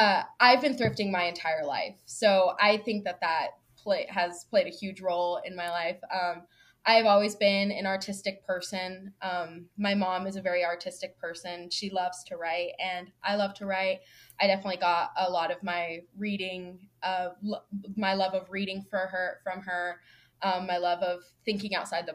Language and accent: English; Houston, Texas, United States; born there; Yeah, so I was born in Houston, Texas, like Beyonce. a lot of my growing up, I moved quite a lot.